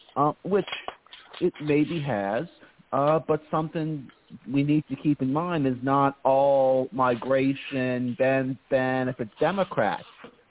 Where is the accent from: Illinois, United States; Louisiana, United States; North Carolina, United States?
North Carolina, United States; Charlotte; I grew up in Charlotte, North Carolina